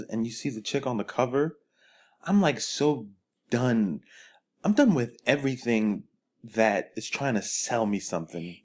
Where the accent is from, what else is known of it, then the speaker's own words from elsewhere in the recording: New York City, New York, United States; now in California, United States; I tell people I'm from Brooklyn